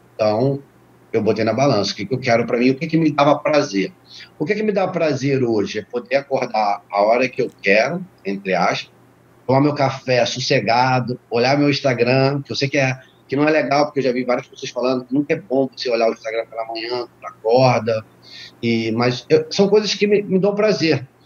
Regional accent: Rio de Janeiro, Brazil; moved away as an adult; also born or lived in Petrópolis; now in Florida, United States; eu sou do Rio de Janeiro, fui para Petrópolis montar um negócio

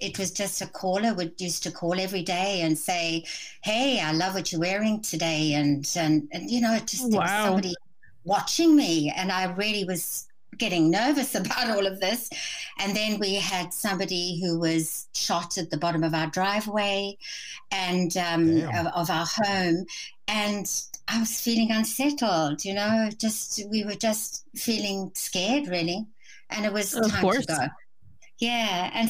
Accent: South Africa; born there; accent: hybrid accent; I was born in South Africa. Mm-hmm. I had a wonderful life in South Africa, built a very successful business in product sampling with my husband.

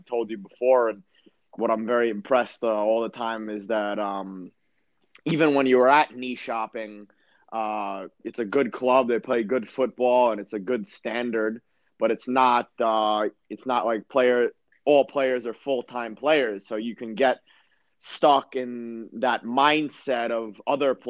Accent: United States; moved away as an adult; also born or lived in Sweden / Germany; I come from America

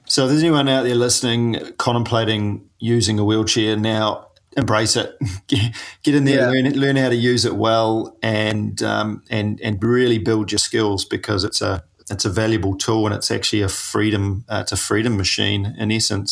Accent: New Zealand; I'm a paraplegic from New Zealand

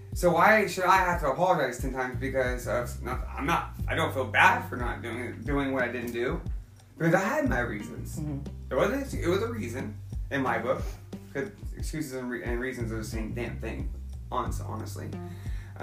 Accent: Oklahoma, United States; I'm from Oklahoma.

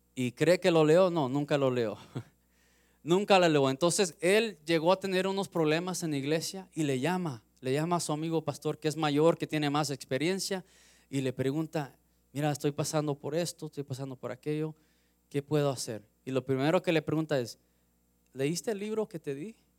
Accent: Los Angeles, California, United States; Yo soy de Los Ángeles, de California, crecí 15 minutos del mar

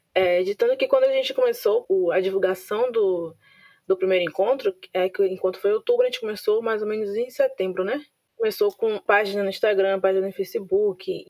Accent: Santo Amaro, Bahia, Brazil; eu sou de Santo Amaro, não sou de Salvador

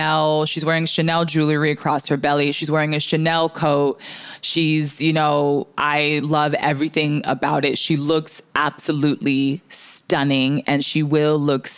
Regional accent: Canada; I'm fucking Canadian

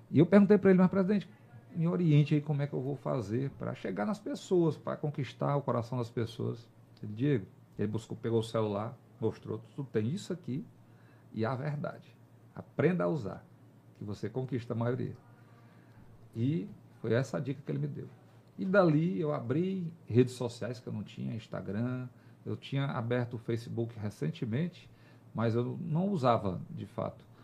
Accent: Teresina, Piauí, Brazil; pelo amor à Teresina, nós nos candidatamos a prefeito da nossa cidade, onde eu nasci, cresci, onde eu criei minha família.

